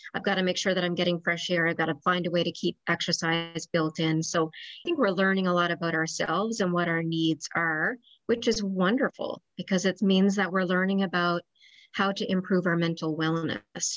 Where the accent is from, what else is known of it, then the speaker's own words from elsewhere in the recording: Newfoundland and Labrador, Canada; moved away as an adult; also born or lived in Ontario / St. John's; I'm originally from Newfoundland and moved back to Newfoundland about 10 years ago.